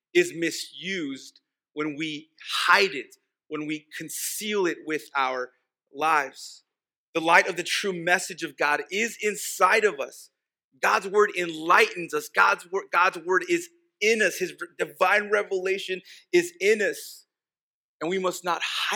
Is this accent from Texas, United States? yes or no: yes; El Paso, Texas, United States; first language Spanish; English is a second language; I grew up in El Paso